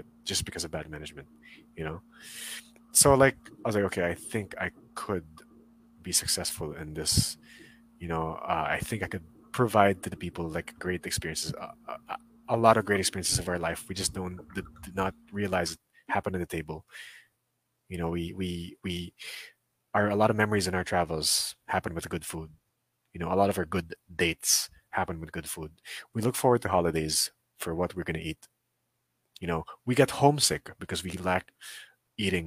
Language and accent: English; Philippines; as a Filipino national